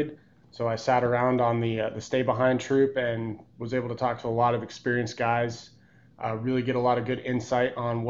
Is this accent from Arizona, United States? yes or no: yes; Flagstaff, Arizona, United States; I grew up in Flagstaff, Arizona, born and raised there